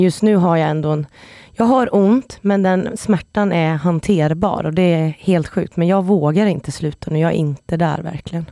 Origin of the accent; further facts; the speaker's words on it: Stockholm, Stockholm County, Sweden; moved away; jag är från Stockholm och kan flytta hem